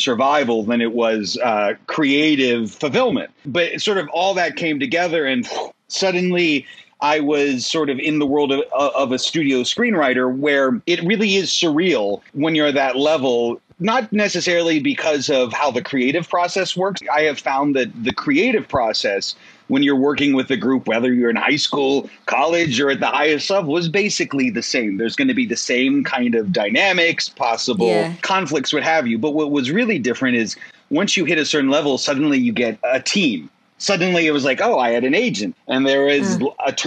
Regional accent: West Central Pennsylvania, United States; moved away as an adult; also born or lived in Pittsburgh; now in Los Angeles, United States; I grew up in West Central Pennsylvania, a very rural area.

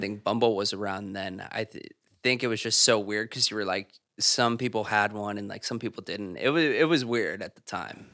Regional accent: Zionsville, Indiana, United States; moved away as an adult; now in New York City, United States; I am originally from Zionsville, Indiana. It's where I went to high school, um, and where I grew up

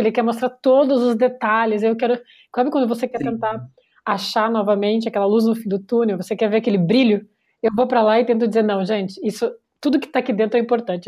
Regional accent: Porto Alegre, Rio Grande do Sul, Brazil; moved away; eu vim de Porto Alegre

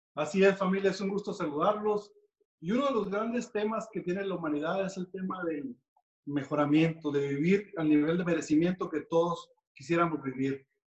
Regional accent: Mexico; como latinos que somos y mexicanos

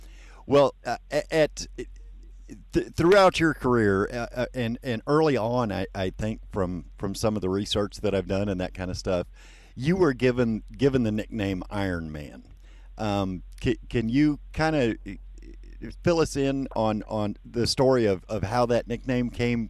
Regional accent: Midwest, United States; I grew up in the Midwest

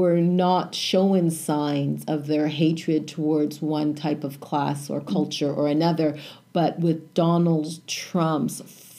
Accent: Canada; So as a child of immigrants that came to Canada, I thank them that I came to Canada. Mind you, we still have our U.S. Citizenship too, but I don't. I always say I'm Canadian.

